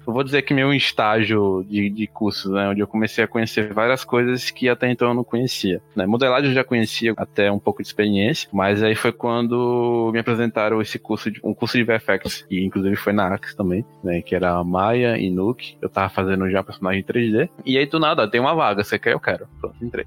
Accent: Aracaju, Sergipe, Brazil; moved away as an adult; now in São Paulo, Brazil; eu sou de Aracaju, Sergipe, nasci lá, fiquei lá até os 22 anos. E aí eu vim pra São Paulo.

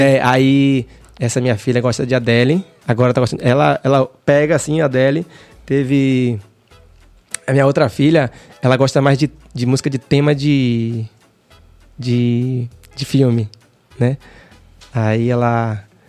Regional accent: Salvador, Bahia, Brazil; Eu nasci ali no Jardim Apipema. Hum. Ali perto de Shopping Barra

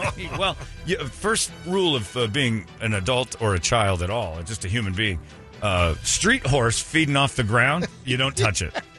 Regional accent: Indiana, United States; I grew up in Indiana.

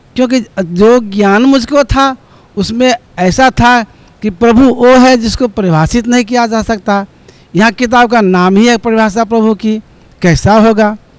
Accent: Nepal; now in Kathmandu, Nepal; नेपाल के गाँव सर चक्कर जिला धनसा नेपाल का वासी हूँ और अभी काठमांडू में घर बना के रहता हूँ

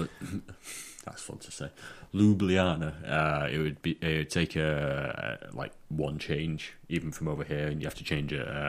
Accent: England, United Kingdom

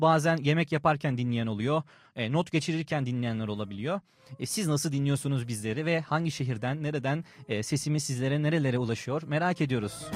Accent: Samsun, Turkey; Ben Samsunluyum.

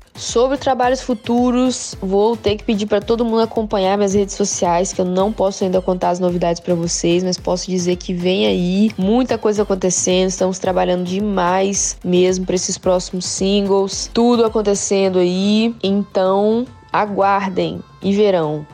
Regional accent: Espírito Santo, Brazil; also born or lived in Bahia; eu cresci é, no Espírito Santo e na Bahia

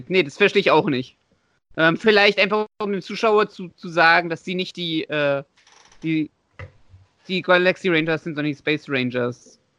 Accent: Leipzig, Saxony, Germany; born there; Das ist übrigens gebürtiger Leipziger, sehe ich gerade. Haha, genauso wie ich.

